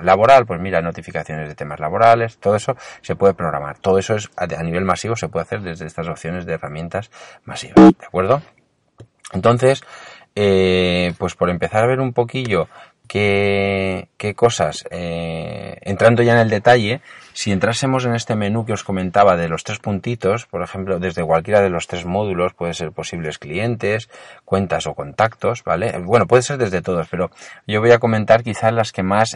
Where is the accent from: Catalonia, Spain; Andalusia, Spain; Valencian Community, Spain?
Valencian Community, Spain; Alicante; yo soy de Alicante